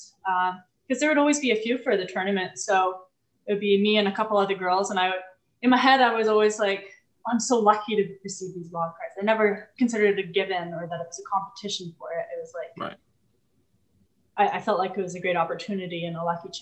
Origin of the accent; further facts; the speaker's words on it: Vancouver, British Columbia, Canada; moved away as an adult; also born or lived in Toronto / Montreal; raised my brother and I in Vancouver